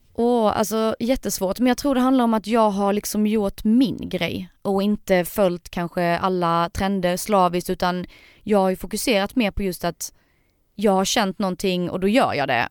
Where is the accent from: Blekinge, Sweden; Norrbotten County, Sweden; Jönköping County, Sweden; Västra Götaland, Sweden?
Blekinge, Sweden; Sölvesborg; Jag är från eh, Sölvesborg